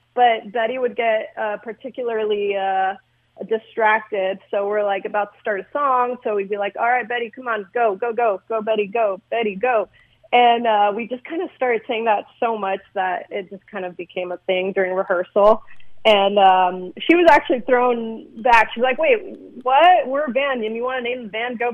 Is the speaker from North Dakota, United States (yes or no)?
no; Glendale, California, United States; we're based out of Glendale, California, suburb of L.A., and we just kind of grew up together. We all grew up in the same neighborhood